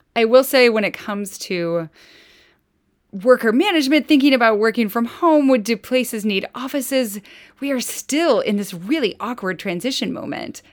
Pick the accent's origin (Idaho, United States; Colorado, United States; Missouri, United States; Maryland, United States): Idaho, United States; moved away; I'm from Idaho